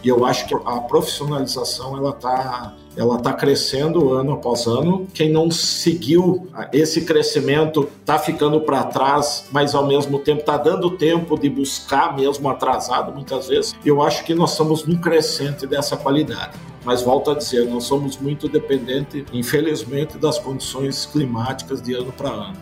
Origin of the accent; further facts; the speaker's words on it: Passo Fundo, Rio Grande do Sul, Brazil; moved away as an adult; now in São Paulo, Brazil; Eu sou formado, eu sou nascido então na cidade de Passo Fundo. Fui criado